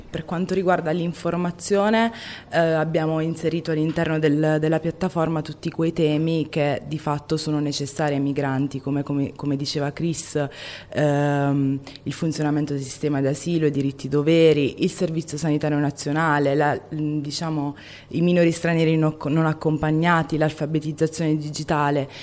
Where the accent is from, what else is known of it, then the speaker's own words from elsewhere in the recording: Foggia, Apulia, Italy; Io eh, sono nata a Foggia da una mamma italiana e un padre eh, immigrato dalla Costa d'Avorio e mio padre diciamo che a Foggia eh, aveva un'associazione di migranti